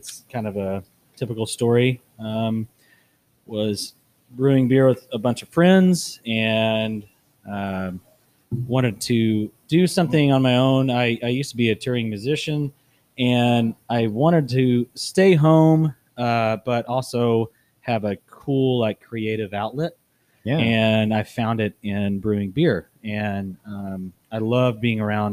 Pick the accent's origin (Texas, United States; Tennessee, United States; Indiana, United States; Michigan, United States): Texas, United States; Brock; I'm from Brock, which is about 40 miles west of here.